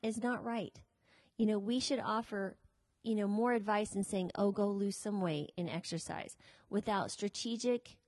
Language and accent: English; United States; we are American citizens